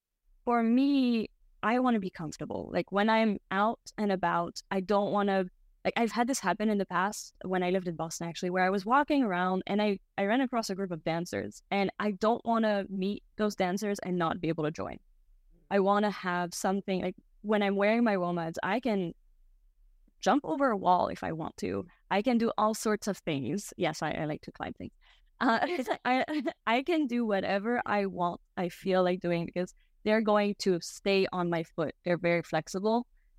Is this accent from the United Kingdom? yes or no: no; Belgium; also born or lived in Brazil; now in United States; So I am half French, half American. I grew up in Belgium and I came to the US for school. And then I also spent some time living in Brazil